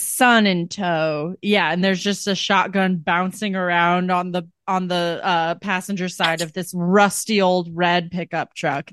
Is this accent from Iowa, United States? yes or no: yes; Iowa, United States; I'm from Iowa. I'm from, like, small town Midwest